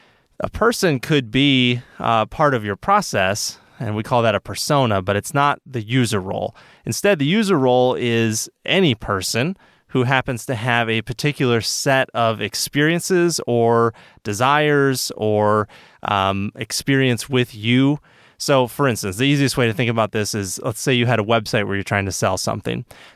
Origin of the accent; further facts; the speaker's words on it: Michigan, United States; I grew up swimming. I'm from Michigan, so I was always swimming in lakes and stuff like